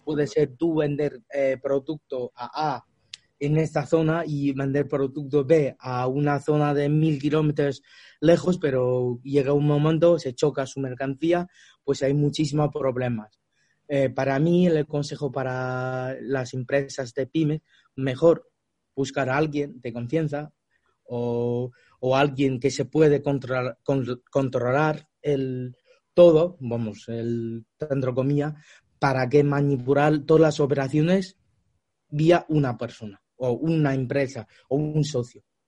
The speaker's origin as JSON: {"language": "Spanish", "country": "China", "tie": "born or raised there", "also_born_or_lived": "Australia", "second_language": "Spanish", "moved": "as an adult", "lives_now": "Spain", "said": "yo nací en China y luego vivía muchos años en Australia"}